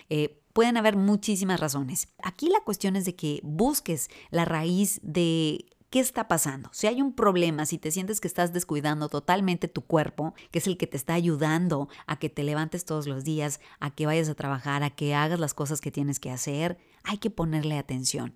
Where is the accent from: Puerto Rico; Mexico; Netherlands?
Mexico; northern Mexico; moved away as an adult; also born or lived in Michigan; me fui del norte de México hasta el norte de Estados Unidos